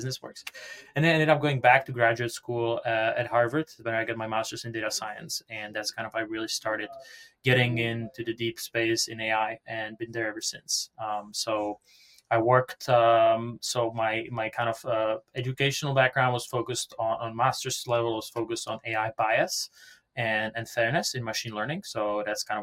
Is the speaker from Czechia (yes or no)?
yes; Prague, Czechia; English is a second language; moved away as an adult; now in United States; as you can hear from my accent, I'm not from around here. So I was born and raised in Prague, the Czech Republic, and came to the US around 2012